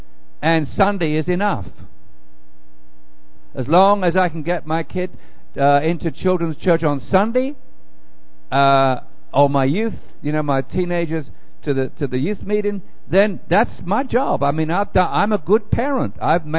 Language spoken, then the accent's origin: English; England, United Kingdom; now in United States; it's a wonderful to be an Englishman, although I don't even think about myself as an Englishman anymore. I think of myself as a Christian who happened to be planted in England at the time and now been replanted in America.